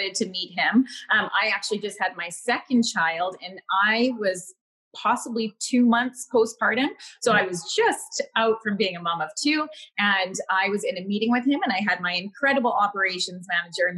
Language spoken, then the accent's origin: English; Winnipeg, Manitoba, Canada; moved away as an adult; now in Victoria, Canada; I'm born and raised in Winnipeg, Manitoba. I'm out in Victoria, British Columbia now.